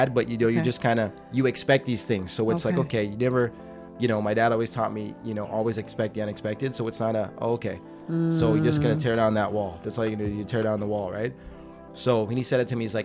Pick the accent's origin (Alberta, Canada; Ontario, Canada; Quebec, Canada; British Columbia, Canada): Ontario, Canada; Toronto; also born or lived in Trinidad and Tobago (ancestry); I'm a kid from Scarborough